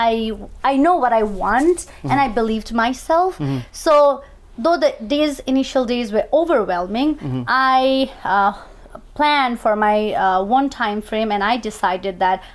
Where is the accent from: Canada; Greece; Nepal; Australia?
Nepal; moved away as an adult; now in New York City, United States; I'm originally from Nepal. I came to United States 6 years ago from Nepal, leaving my very promising career in Nepal